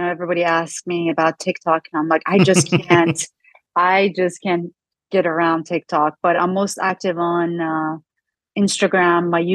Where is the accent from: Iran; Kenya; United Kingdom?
Iran; English is a second language; moved away as an adult; now in United States; my journey growing up in Iran